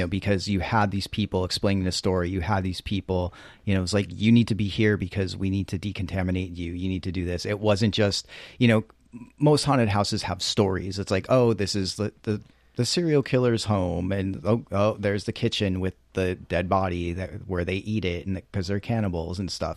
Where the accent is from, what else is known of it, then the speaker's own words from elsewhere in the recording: East Coast, United States; moved away; I'm from the East Coast